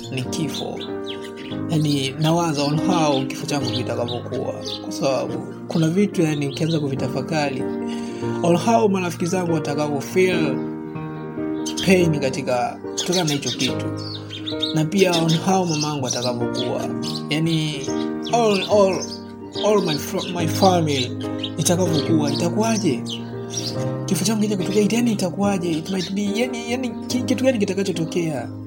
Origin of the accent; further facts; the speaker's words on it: Dodoma, Tanzania; natokea Dodoma.